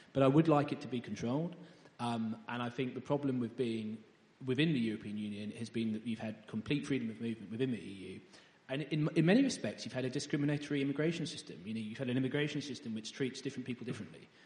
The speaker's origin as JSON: {"language": "English", "town": "Ely", "region": "East of England", "country": "United Kingdom", "tie": "born or raised there", "said": "I was born in Ely, in Cambridgeshire"}